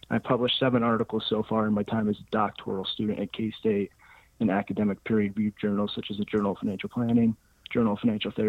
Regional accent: Norwalk, Iowa, United States; also born or lived in Denver, Colorado; So I was born in Denver, Colorado, but raised in Norwalk, Iowa, a suburb of Des Moines, Iowa, and ended up attending the University of Iowa for business and finance.

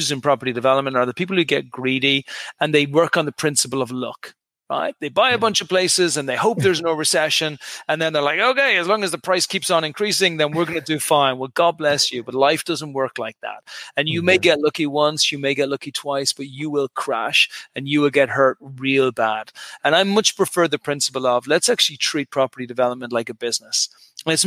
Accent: Dublin, Leinster, Ireland; moved away as an adult; also born or lived in United Kingdom / New York / Dallas / Houston; now in Santa Monica, United States; I'm an Irish guy originally. I came from Dublin, Ireland. Left to Ireland when I was 18 or 19.

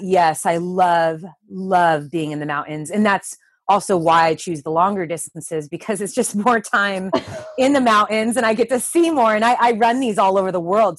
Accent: Southern California, United States; we're both from Southern California

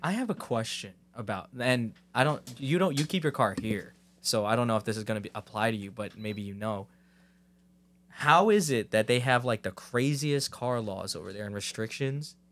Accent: Ramsey, New Jersey, United States; I'm from Ramsey

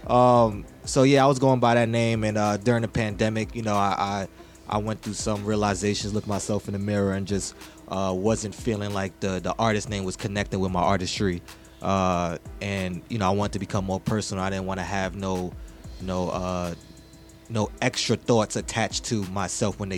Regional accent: Mount Vernon, New York, United States; also born or lived in Bronx; Yes, so I'm from Money Earning Mount Vernon uh

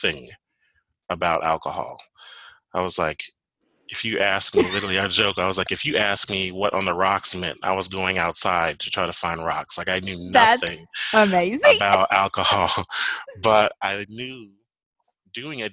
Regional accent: Chicago, Illinois, United States; moved away as an adult; now in Nashville, United States; my background, originally, I'm from Chicago

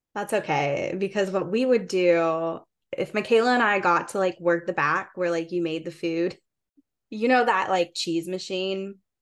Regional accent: Indiana, United States; moved away as an adult; now in Columbus, United States; Taryn and I are both from the same area in Indiana

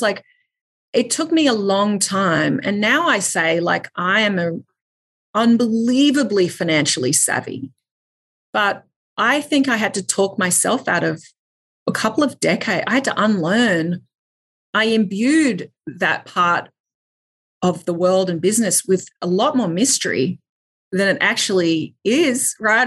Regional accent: Australia; I grew up in Australia

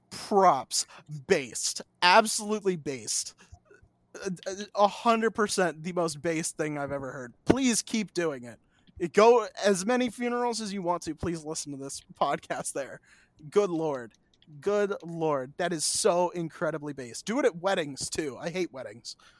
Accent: United States; I'm an American.

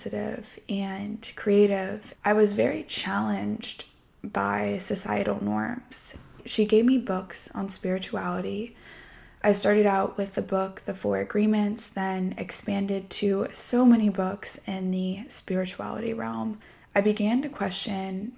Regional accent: Southern California, United States; I grew up in Southern California

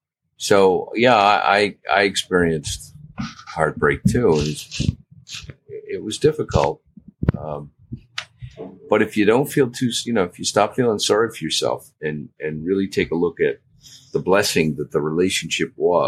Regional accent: Maine, United States; Yeah, just a kind of a country boy from Maine.

